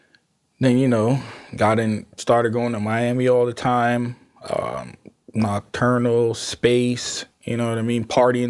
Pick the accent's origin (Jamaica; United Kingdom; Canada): Jamaica; Y'all, I'm Jamaican. That's like, you know what I mean? It's like a natural thing.